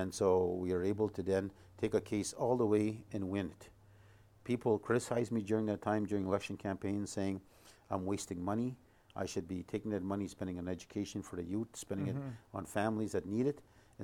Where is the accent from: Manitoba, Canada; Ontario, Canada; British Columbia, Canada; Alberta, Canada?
Manitoba, Canada; Duck Bay; moved away; when we grew up in Duck Bay and all these Métis communities, we always knew who we were